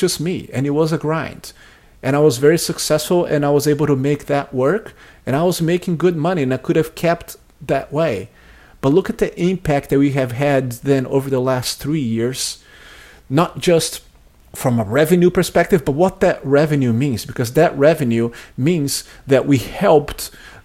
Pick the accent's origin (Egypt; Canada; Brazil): Brazil; English is a second language; moved away as an adult; now in United States; I grew up in Brazil, and I moved to the United States when I was 20 years old to go to college